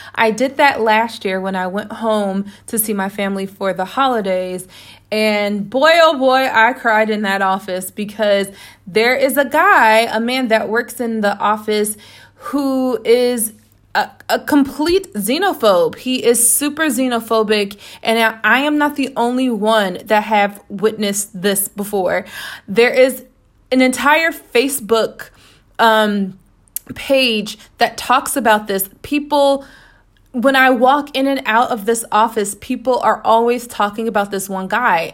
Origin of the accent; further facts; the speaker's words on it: United States; moved away as an adult; now in Toledo, Spain; me being an American